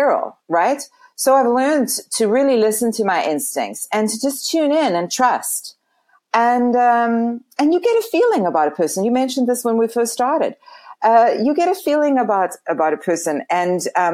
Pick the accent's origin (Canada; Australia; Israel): Canada; moved away as an adult; also born or lived in California; I'm Canadian and I had to go back to Canada